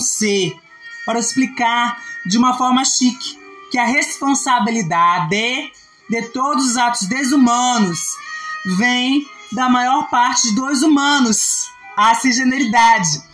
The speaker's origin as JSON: {"language": "Portuguese", "country": "Brazil", "said": "Eu, como brasileira"}